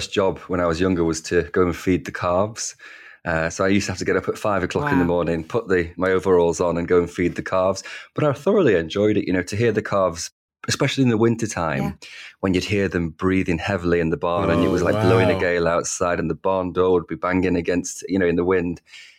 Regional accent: Wigan, North West England, United Kingdom; accent: Northern; You know, celebrating my Northern accent, that's something I used to try and quieten and dampen. Whereas now I'm proud to be a working class ruffian from Wigan.

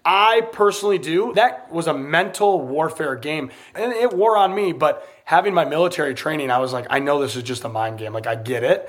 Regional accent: United States; I'm American

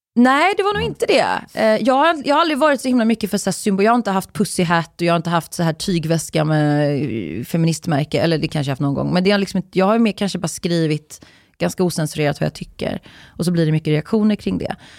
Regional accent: Uddevalla, Västra Götaland, Sweden; jag är ju från, jag är uppvuxen i Uddevalla

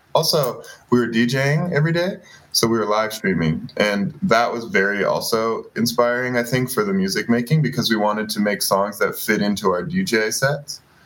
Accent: Boston, Massachusetts, United States; I grew up in Boston as a major basketball fan and basketball player

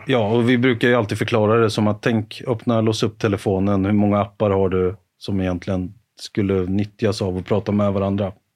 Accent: Karlskoga, Örebro County, Sweden; moved away; var jag hemma i Karlskoga och, och jobbade

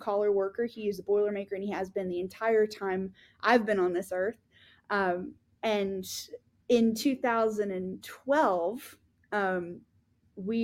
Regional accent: Pace, Florida, United States; Pensacola is my hometown. Technically, it's Pace. If we're going to talk about local politics, let's get real. I'm from a little town called Pace, Florida

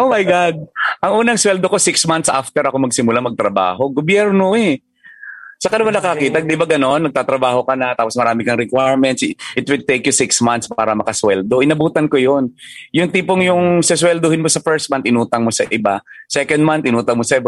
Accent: Mindoro, Mimaropa, Philippines; moved away; naka-invest ako sa isang resort sa hometown ko sa Mindoro.

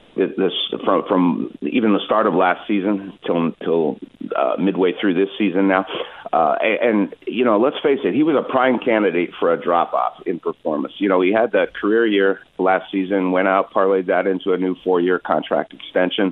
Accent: Canada; now in Seattle, United States; growing up in Canada

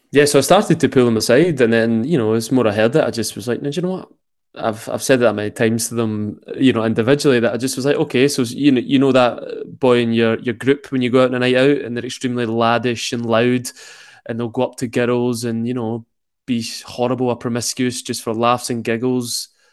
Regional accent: Glasgow, Scotland, United Kingdom; accent: Glaswegian; extremely Glaswegian accent

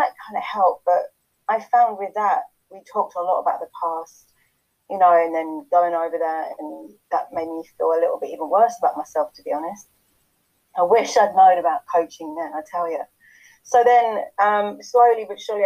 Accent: England, United Kingdom; moved away as an adult; now in Chilliwack, Canada; I'm English, but I've been living here for about 10 years now.

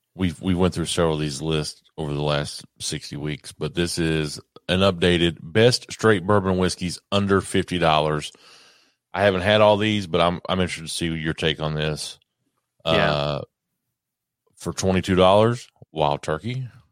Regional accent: Kentucky, United States; I'm from Kentucky

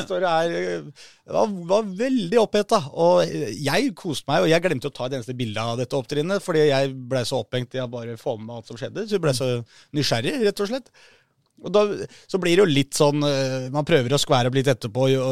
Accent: Oslo, Norway; som nordmenn og som eh, folk fra Oslo

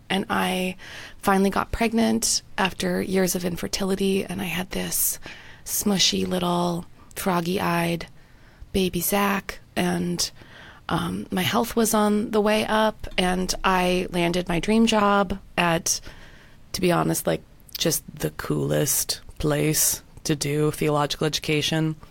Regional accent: Winnipeg, Manitoba, Canada; moved away as an adult; also born or lived in London, United Kingdom; now in North Carolina, United States; my hometown of Winnipeg

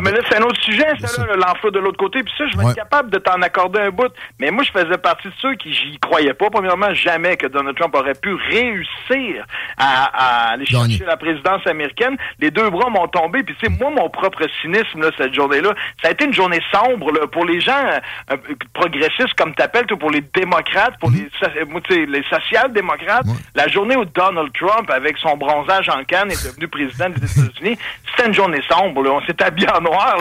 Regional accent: Quebec City, Quebec, Canada; je suis né à Ville-Vanier, mon père est né dans la basse ville de Québec

